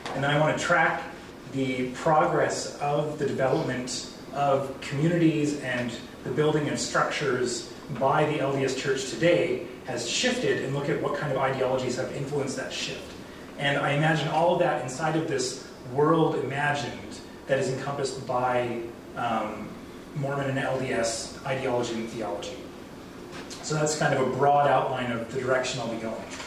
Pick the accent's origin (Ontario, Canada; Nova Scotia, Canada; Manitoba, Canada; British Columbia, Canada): British Columbia, Canada; Vancouver Island; moved away as an adult; also born or lived in Duncan, BC / Mexico / Lethbridge, Alberta / Cardston, Alberta; now in Alberta, Canada; I grew up on Vancouver Island. I lived there for about 20 years, and I lived in Mexico for two years, and then I moved to southern Alberta to pursue my BA in history